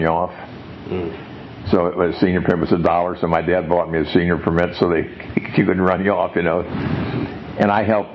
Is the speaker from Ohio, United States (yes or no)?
yes; Cincinnati, Ohio, United States; I was born in Christ Hospital in 1930, and depression going on. Lived in Bond Hill